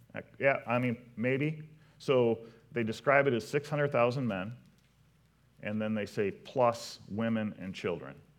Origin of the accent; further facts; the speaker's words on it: Potterville, Michigan, United States; I'm from Potterville